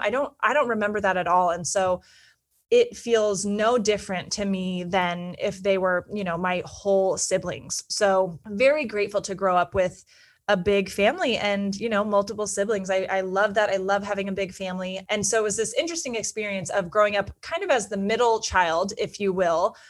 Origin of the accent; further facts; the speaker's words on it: Petaluma, California, United States; moved away as an adult; also born or lived in Santa Barbara / New York City; I grew up in Northern California in a small town called Petaluma, which is in Sonoma County